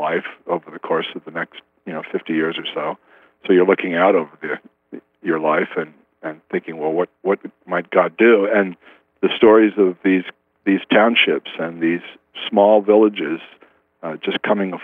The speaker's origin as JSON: {"language": "English", "region": "New York metropolitan area", "country": "United States", "tie": "born or raised there", "moved": "yes", "said": "I grew up in the New York metropolitan area. All my family was from Brooklyn, New York, on both sides"}